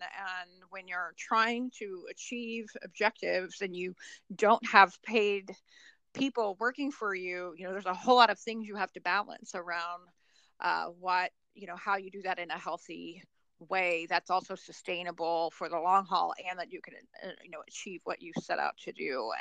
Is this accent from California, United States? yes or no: no; Oklahoma, United States; now in Columbus, United States; So I live in Columbus, Ohio. I'm from Oklahoma originally.